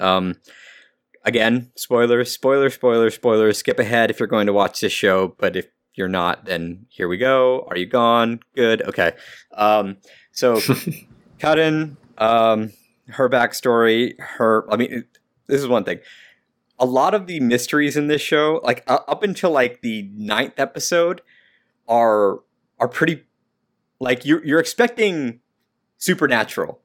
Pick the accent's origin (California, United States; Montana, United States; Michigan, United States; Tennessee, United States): California, United States; I'm from California